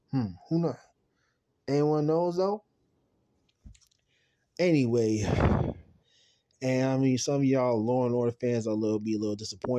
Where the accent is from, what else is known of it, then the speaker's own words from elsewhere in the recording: Jamaica; I hate the snow. I'm from Jamaica, man. We hate snow, man.